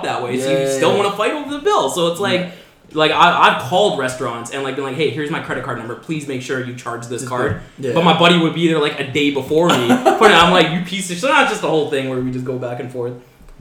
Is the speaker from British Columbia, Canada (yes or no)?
yes; Vancouver, British Columbia, Canada; I was born in Canada. I grew up in Vancouver. I've stayed in the same East Van area for my entire life.